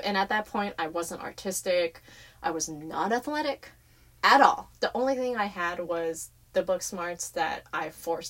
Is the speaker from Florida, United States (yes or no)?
no; San Francisco, California, United States; born or raised there; also born or lived in Fremont